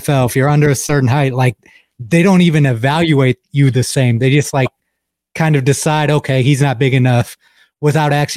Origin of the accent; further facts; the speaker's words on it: Toledo, Ohio, United States; I'm actually from Toledo, Northwest, right? Ohio.